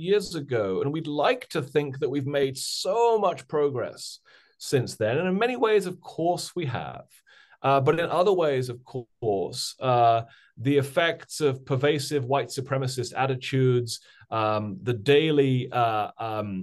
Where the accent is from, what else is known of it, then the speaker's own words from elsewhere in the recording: United Kingdom; accent: British; now in United States; I also grew up in Britain, of course, as folks will probably be able to tell from my strange British accent.